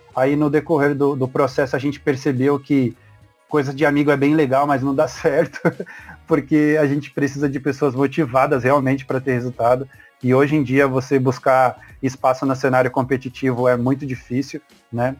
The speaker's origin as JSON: {"language": "Portuguese", "town": "Mauá", "region": "São Paulo", "country": "Brazil", "said": "eu sou de Mauá. Tanto eu quanto o Paulo, nós somos de Mauá"}